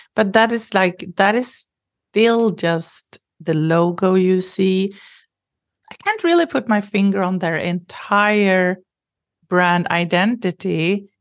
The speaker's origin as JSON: {"language": "English", "country": "Sweden", "tie": "born or raised there", "said": "I grew up in Sweden"}